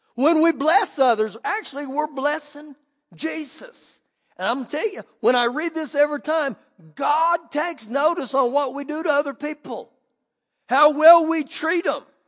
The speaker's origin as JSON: {"language": "English", "country": "United States"}